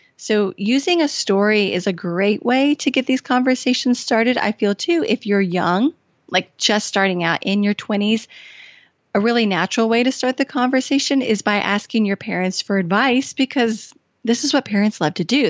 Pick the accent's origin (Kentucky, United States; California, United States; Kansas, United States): Kentucky, United States; also born or lived in Washington, D.C.; I had been living in Washington, D C and moved back home to my home state of Kentucky